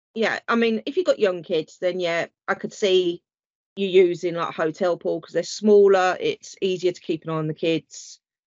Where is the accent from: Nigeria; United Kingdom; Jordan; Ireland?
United Kingdom